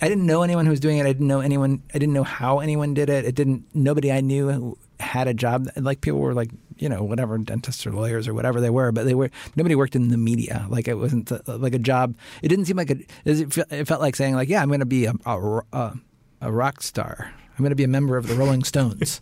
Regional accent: Cincinnati, Ohio, United States; moved away; I grew up in Cincinnati. I went to public school in Cincinnati.

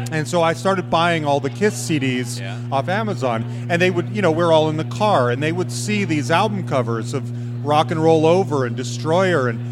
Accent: Utah, United States; now in Denver, United States; I grew up in Utah

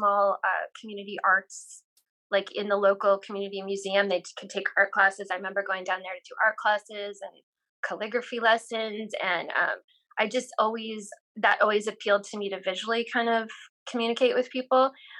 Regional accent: South Dakota, United States; Yeah, definitely. I grew up in a house where my mom was a librarian.

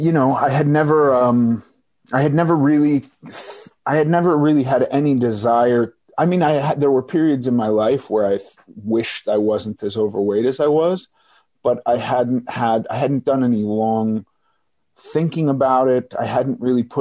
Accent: Los Angeles, California, United States; also born or lived in New York; I was born in New York, but we moved to Los Angeles when I was very young. And I've pretty much lived here in LA my whole life

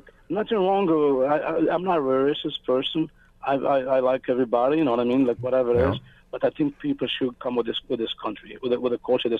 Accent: Afghanistan; also born or lived in Pakistan; now in Calgary, Canada; I'm from Afghanistan. I went to Pakistan in 1999 when Taliban came to Afghanistan. Then I came to Calgary straight on 2008.

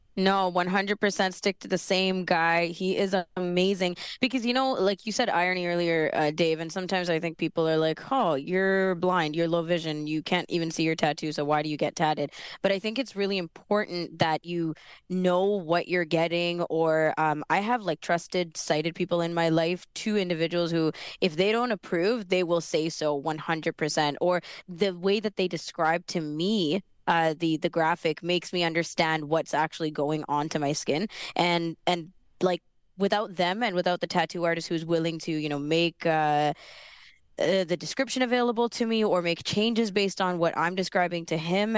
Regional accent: Sri Lanka; I'm Sri Lankan

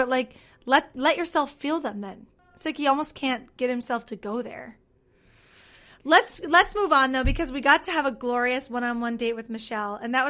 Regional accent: Minnesota, United States; I'm also a Minnesotan

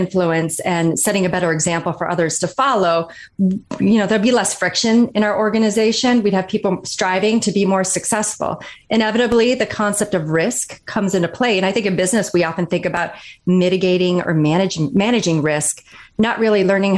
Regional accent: Kalkaska, Michigan, United States; I grew up in Northern Michigan, a really small town called Kalkaska.

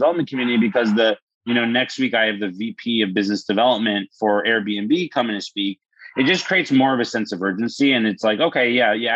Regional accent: New York City, New York, United States; now in Florida, United States; Born and raised in New York City

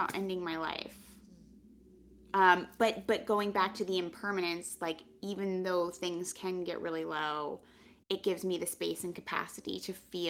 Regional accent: Pennsylvania, United States; I knew I could have always gone home to Pennsylvania. I'm from Pennsylvania.

